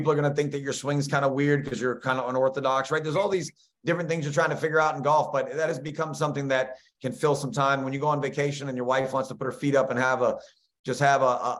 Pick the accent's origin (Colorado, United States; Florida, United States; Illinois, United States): Florida, United States; Brooksville; my hometown in Brooksville, Florida, small little place where you'd never see me